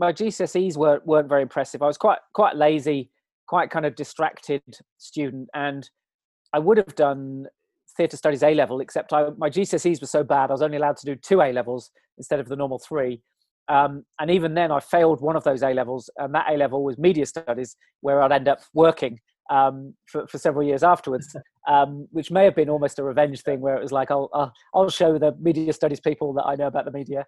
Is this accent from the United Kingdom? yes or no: yes; Gloucestershire, South West England, United Kingdom; also born or lived in London / Dorset / Devon / Sydney, Australia; I was born in Gloucestershire, and then we ended up moving back to Gloucestershire around about when I was 10. And then we have kind of been there ever since.